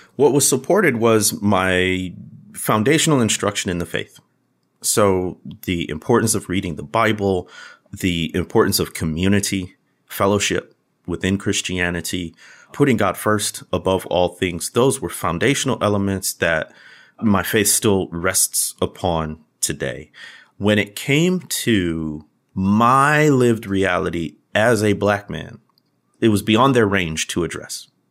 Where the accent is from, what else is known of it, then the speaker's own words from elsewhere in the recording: Midwest, United States; these two Midwest guys grown up black